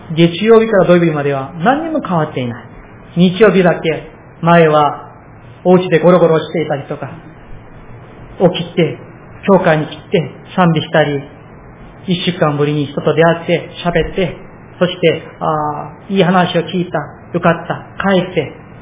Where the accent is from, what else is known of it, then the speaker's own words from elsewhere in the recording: South Korea; now in Japan; 私、韓国人として